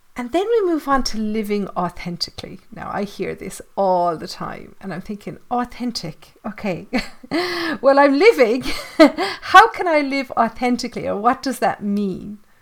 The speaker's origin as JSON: {"language": "English", "country": "Ireland", "said": "I'm Irish. I live in the Irish countryside"}